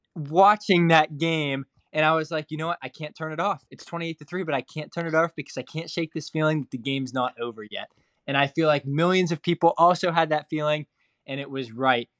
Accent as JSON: {"language": "English", "region": "Ohio", "country": "United States", "tie": "born or raised there", "said": "I'm from Ohio. I grew up two and a half hours southeast of Cleveland"}